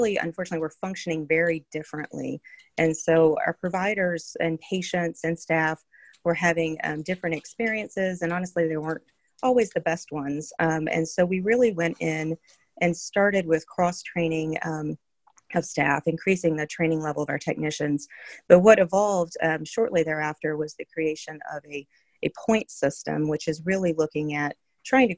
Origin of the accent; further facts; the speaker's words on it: North Carolina, United States; moved away; also born or lived in Minnesota; I am from North Carolina